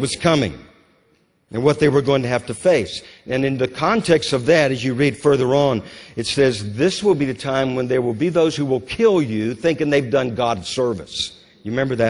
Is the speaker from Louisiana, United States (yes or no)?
yes; Louisiana, United States; I grew up in Louisiana